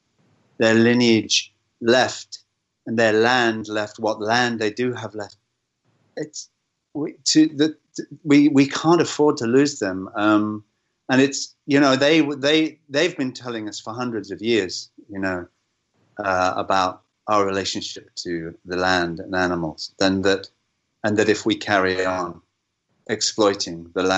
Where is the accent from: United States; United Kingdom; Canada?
United Kingdom; England; as an Englishman